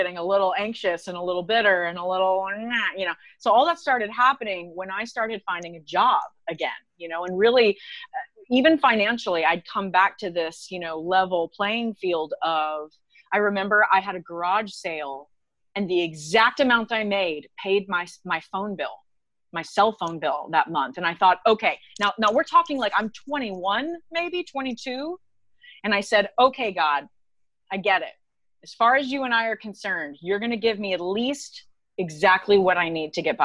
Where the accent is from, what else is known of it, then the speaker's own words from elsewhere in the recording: Texas, United States; also born or lived in Orlando; now in Nashville, United States; I am from Texas